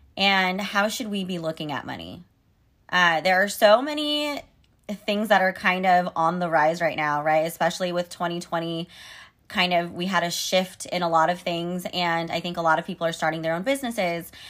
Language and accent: English; Sacramento, California, United States; I live in Sacramento, California, and the California State Capitol is actually here in my hometown